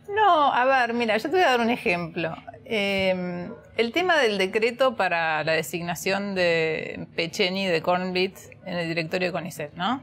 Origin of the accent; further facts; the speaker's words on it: Argentina; como argentinos